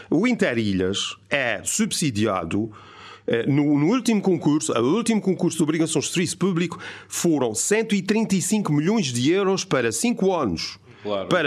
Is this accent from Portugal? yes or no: yes; Azores, Portugal; Não, não, eu como é açoriano é que... desejo